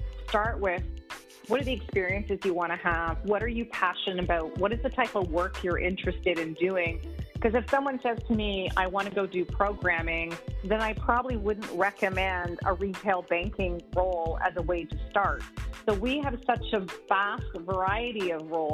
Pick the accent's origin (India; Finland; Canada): Canada; Montreal, Quebec; moved away as an adult; also born or lived in New Brunswick / Atlantic Canada; now in Toronto, Canada; I grew up in Montreal, so I started my career in Montreal.